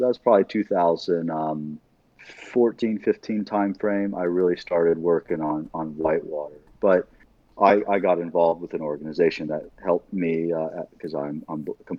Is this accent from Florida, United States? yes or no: no; Illinois, United States; born there; I grew up all over the country. I was born in Southern Illinois.